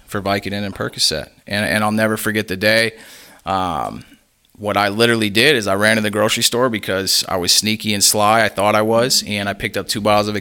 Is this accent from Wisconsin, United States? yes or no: yes; Menomonee Falls, Wisconsin, United States; So originally I'm from Menomonee Falls, Wisconsin. It's about 20 miles north of Milwaukee.